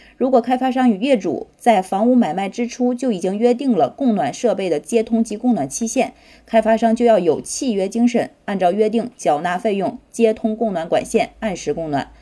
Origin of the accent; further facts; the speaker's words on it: northern China, China; 我作为一个北方人